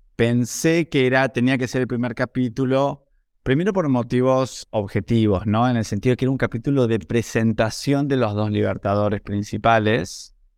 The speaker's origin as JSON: {"language": "Spanish", "region": "Buenos Aires", "country": "Argentina", "tie": "born or raised there", "said": "nací en Buenos Aires en 1980"}